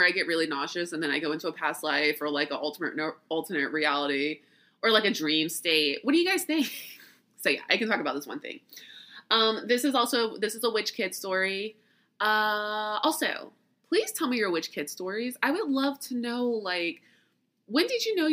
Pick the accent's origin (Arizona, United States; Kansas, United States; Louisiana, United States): Louisiana, United States; I'm from Louisiana. I was born in Louisiana and raised there.